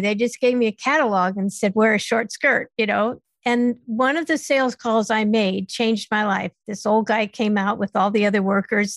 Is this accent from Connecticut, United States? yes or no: yes; Stamford, Connecticut, United States; also born or lived in West Coast; I was born in Stamford, Connecticut.